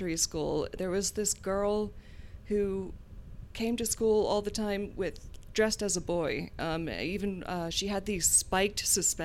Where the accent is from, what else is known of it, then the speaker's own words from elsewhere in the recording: Gloucester, Virginia, United States; I grew up in Virginia in a rural, tiny little fishing village called Gloucester, technically Guinea